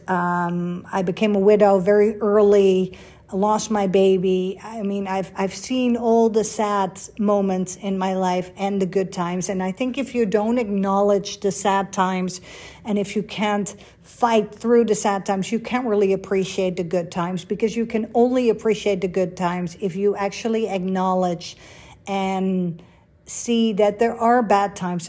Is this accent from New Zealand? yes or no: no; Netherlands; moved away; I grew up in Holland